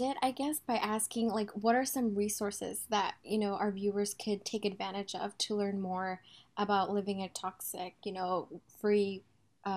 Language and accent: English; Texas, United States; moved away as an adult; now in California, United States; I'm from Texas, and so coming to California my freshman year